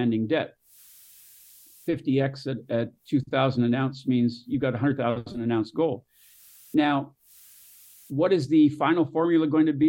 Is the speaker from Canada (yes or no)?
yes; Canada; moved away; also born or lived in Northern California / Southern California; where I was born in Canada